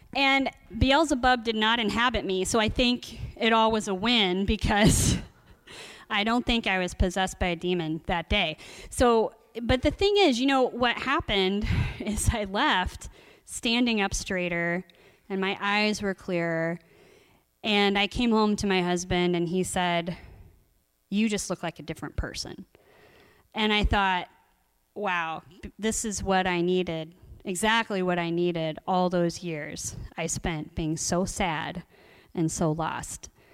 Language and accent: English; Columbus, Ohio, United States; I grew up in Columbus, Ohio